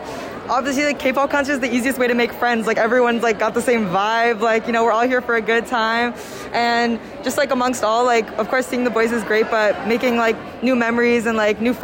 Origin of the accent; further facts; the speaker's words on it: Toronto, Ontario, Canada; I'm also from Toronto